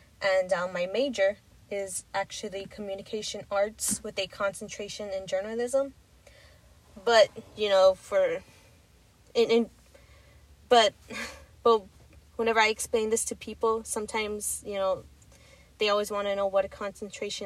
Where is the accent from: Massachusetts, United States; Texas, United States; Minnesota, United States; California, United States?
Texas, United States; I'm from Texas